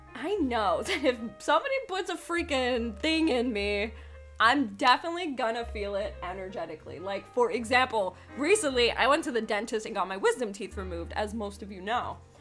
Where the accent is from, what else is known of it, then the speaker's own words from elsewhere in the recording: New York, United States; moved away; also born or lived in Pennsylvania; I'm originally from New York. I've lived in Pennsylvania